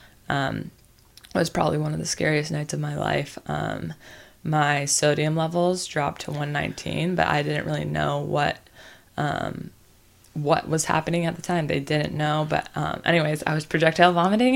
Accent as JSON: {"language": "English", "area": "the Bible Belt", "region": "the South", "country": "United States", "tie": "born or raised there", "said": "I was raised in the Bible Belt, which is the South"}